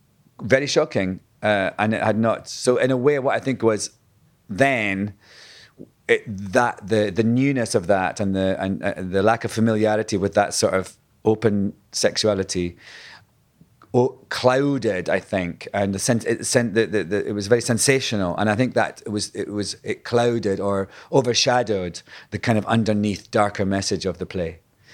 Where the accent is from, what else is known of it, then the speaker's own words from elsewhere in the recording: Scotland, United Kingdom; when I was at drama school, being Scottish, I was... told then, kind of an archaic sort of way, that I would never work unless I, you know, learned how to speak in RP, received posh English, basically. So from the word go, I had to learn how to lose my accent